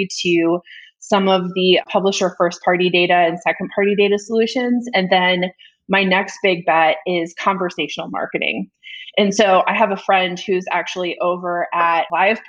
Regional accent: Iowa, United States; now in Atlanta, United States; I'm from Iowa

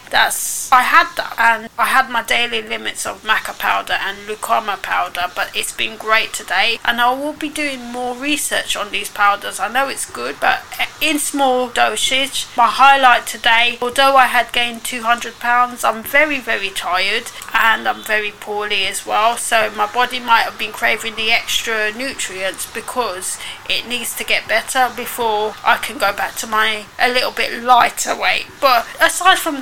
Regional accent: United Kingdom; I love being British.

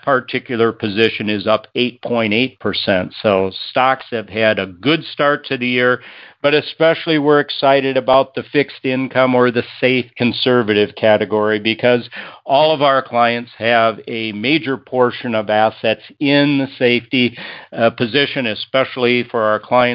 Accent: Madison, Minnesota, United States; my hometown of Madison, Minnesota

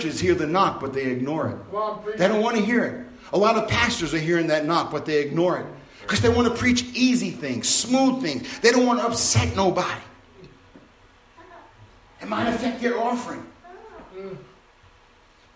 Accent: New York City, New York, United States; when I was growing up in Brooklyn, New York

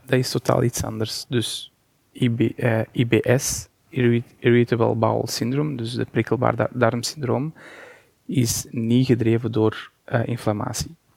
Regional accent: Portugal; Dutch is a second language; moved away as an adult; now in Belgium; Ik ben Portugees en ik ben daar afgestudeerd en ik ben pas in 2010 naar België vertrokken.

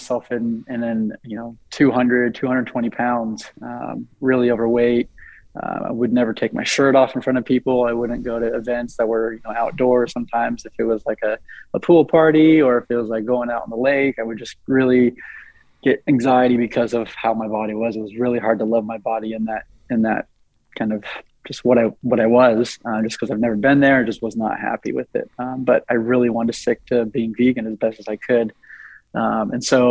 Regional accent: Eugene, Oregon, United States; I'm from Eugene, Oregon

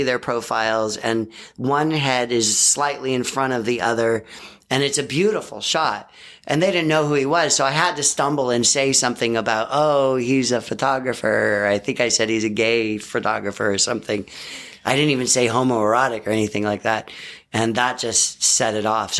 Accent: the Bay Area, California, United States; I grew up in the Bay Area

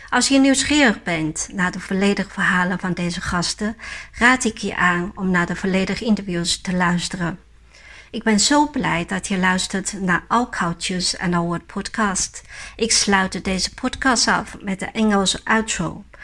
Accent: Yunnan, China; now in Netherlands; Ik ben geboren in Yunnan en verhuisd naar Nederland.

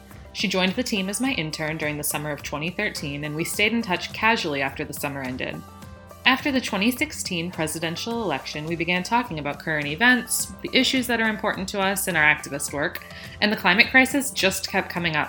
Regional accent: Cincinnati, Ohio, United States; moved away as an adult; also born or lived in Indiana; now in Chicago, United States; I grew up in Cincinnati, Ohio, went to college in Indiana, and have lived in Chicago for 10 years.

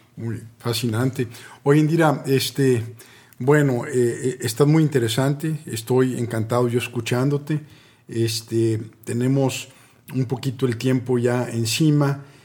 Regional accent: Mexico; yo, soy mexicano

